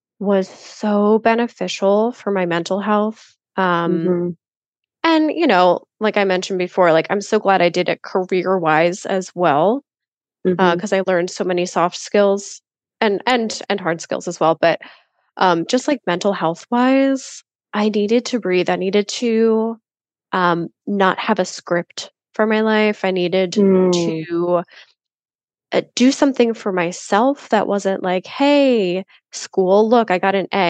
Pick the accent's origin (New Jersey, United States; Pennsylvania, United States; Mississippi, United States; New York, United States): Pennsylvania, United States; Philadelphia; moved away as an adult; also born or lived in Austin, Texas; I grew up in Philly suburb, lived in Philly my whole life